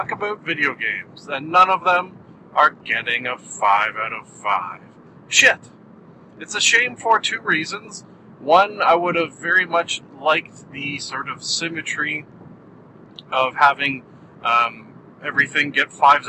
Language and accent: English; Canada; I am Canadian